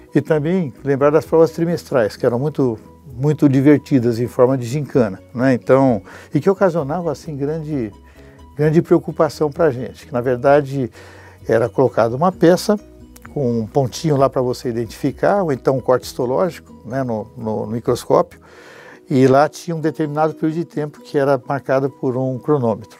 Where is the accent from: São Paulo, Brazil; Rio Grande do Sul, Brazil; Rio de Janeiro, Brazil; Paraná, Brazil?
São Paulo, Brazil; eu sou paulistano da Gema